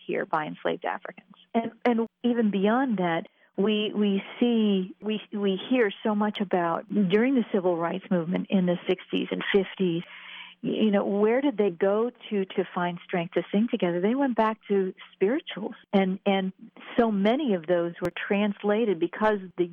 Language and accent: English; Quakertown, Pennsylvania, United States; I'm from Quakertown originally